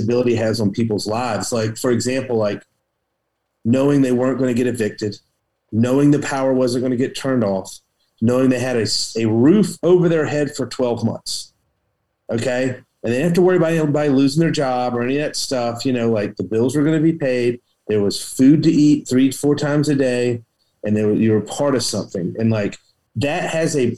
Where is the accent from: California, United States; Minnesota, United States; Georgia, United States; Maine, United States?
Georgia, United States; Savannah; moved away as an adult; also born or lived in New York / Washington State / Texas; I grew up in Savannah, Georgia, on the coast